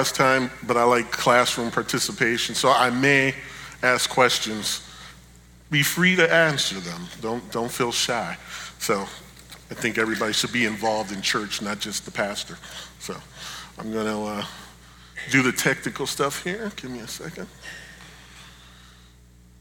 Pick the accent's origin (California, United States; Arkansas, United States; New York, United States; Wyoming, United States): New York, United States; Buffalo; we grew up in Buffalo, New York